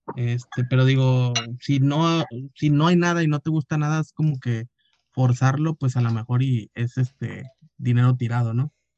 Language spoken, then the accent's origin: Spanish; Mexico; como todo mexicano